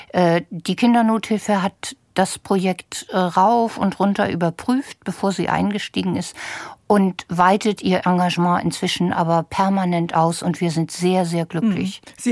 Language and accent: German; Hamburg, Germany; Ein gutes Beispiel, wenn ich das als Hamburgerin hier mal so mit Lokalpatriotismus sagen